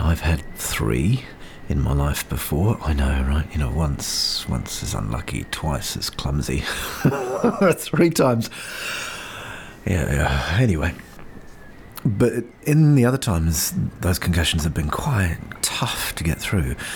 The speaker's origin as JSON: {"language": "English", "region": "Auckland", "country": "New Zealand", "tie": "born or raised there", "said": "Brain Injury Association in Auckland, my hometown"}